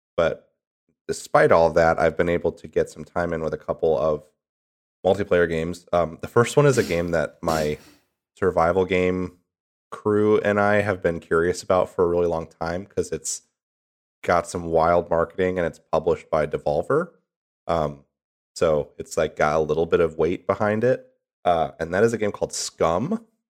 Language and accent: English; Midwest, United States; moved away; I'm from the Midwest